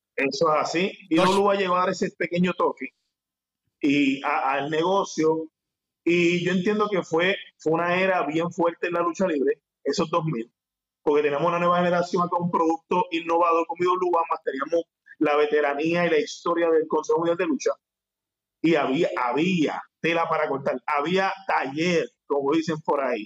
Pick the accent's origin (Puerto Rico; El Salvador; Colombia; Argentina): Puerto Rico; Ponce; also born or lived in Juana Díaz, Puerto Rico; soy un joven eh, puertorriqueño, eh, actualmente tengo 32 años, soy de Ponce, Puerto mm. Rico